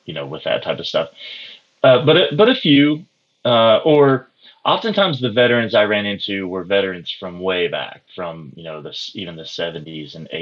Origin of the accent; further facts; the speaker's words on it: Pocahontas, Arkansas, United States; I grew up in the booming metropolis of Pocahontas, Arkansas